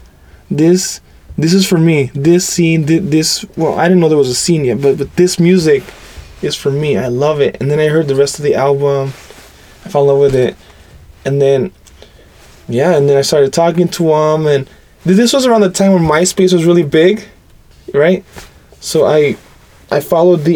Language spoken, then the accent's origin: English; Los Angeles, California, United States; I was born and raised in Southern California. Lived in East LA my whole life.